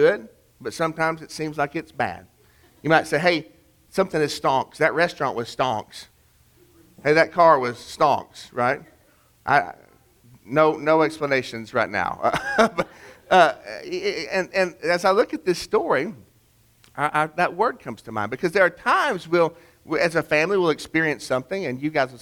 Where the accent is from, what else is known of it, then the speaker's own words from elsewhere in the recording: Chattanooga, Tennessee, United States; my hometown of Chattanooga